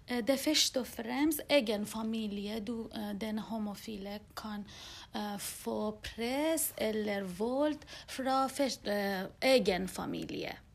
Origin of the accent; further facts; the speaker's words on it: Iran; now in Norway; da jeg var barn i Iran